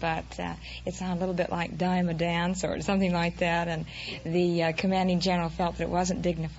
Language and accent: English; Cottonwood Canyon, Utah, United States; I'm from a small town near Salt Lake City, Utah. In fact, it's called Cottonwood Canyon.